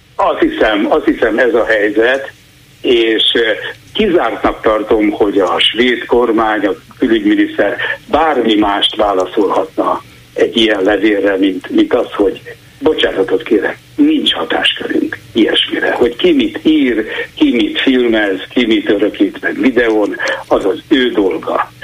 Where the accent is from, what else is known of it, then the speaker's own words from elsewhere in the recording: Hungary; now in Sweden; magyarként itt élek